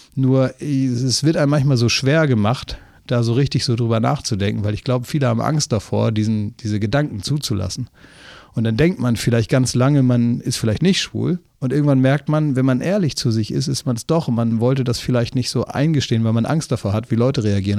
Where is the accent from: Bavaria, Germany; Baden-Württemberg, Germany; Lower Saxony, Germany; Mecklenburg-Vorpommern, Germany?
Lower Saxony, Germany; Oldenburg; moved away; also born or lived in Cologne; aus meiner Heimat, aus Oldenburg, wo ich eigentlich herkomme